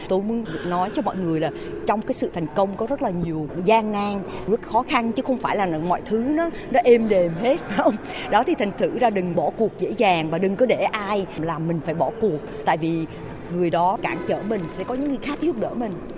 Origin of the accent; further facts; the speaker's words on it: Vietnam; tôi cũng là người Việt Nam rồi sinh đẻ lớn lên ở đây rồi cũng từ một cái cái làng